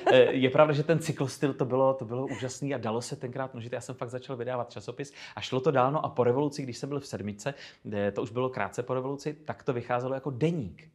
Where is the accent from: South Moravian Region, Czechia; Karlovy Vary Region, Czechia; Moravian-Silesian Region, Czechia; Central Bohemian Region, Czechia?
Karlovy Vary Region, Czechia; Chodov; moved away; svého rodného města Chodova u Karlových varů